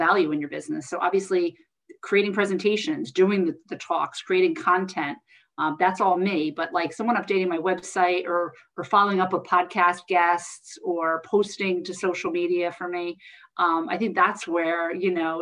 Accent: New Jersey, United States; I'm from Jersey

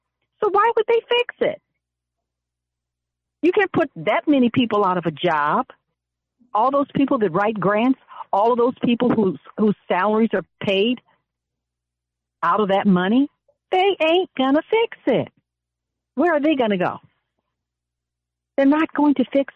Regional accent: Pasadena, California, United States; also born or lived in Altadena; When we grew up in Altadena, Pasadena

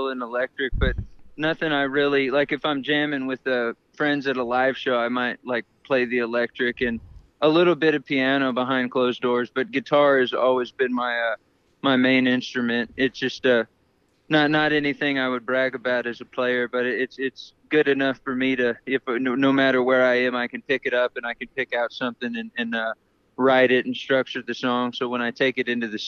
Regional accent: San Antonio, Texas, United States; I'm from San Antonio, Texas, or northern Mexico, however you want to look at it.

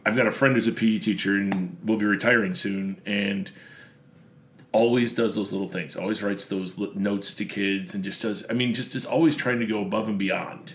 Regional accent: Buffalo, New York, United States; moved away as an adult; now in Central Illinois, United States; I'm Buffalo

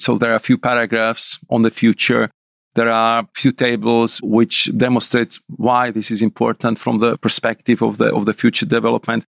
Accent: Bratislava, Bratislava Region, Slovakia; I'm from Bratislava, and I was, uh, growing up in suburb, which was like, I would say, two kilometers from the real Iron Curtain

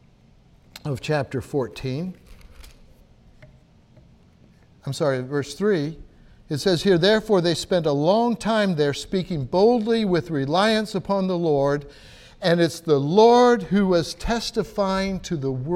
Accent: United States; me as an American

